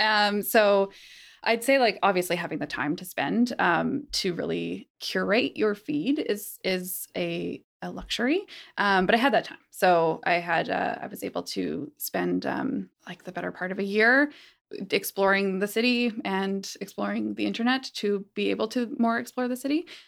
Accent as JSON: {"language": "English", "town": "Calgary", "region": "Alberta", "country": "Canada", "tie": "born or raised there", "moved": "yes", "said": "I grew up in Calgary, which is a much warmer place in terms of this"}